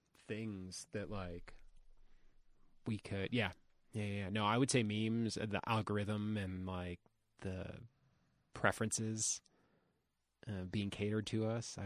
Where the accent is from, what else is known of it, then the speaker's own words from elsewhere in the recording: Ohio, United States; also born or lived in Florida; But like growing up in Ohio and Florida and various other places.